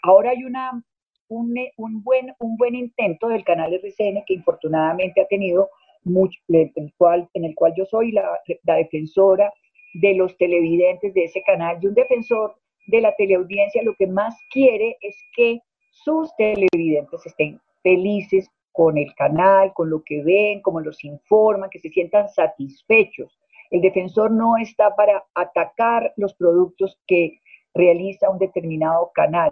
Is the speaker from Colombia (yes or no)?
yes; Colombia; nosotros, los colombianos